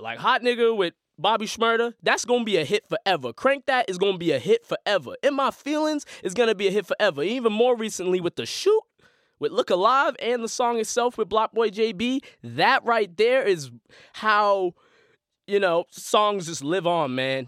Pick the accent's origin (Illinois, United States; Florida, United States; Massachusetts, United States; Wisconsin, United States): Massachusetts, United States; Boston; I'm a Boston sports fan 'cause I am from Boston. Born and raised my whole life.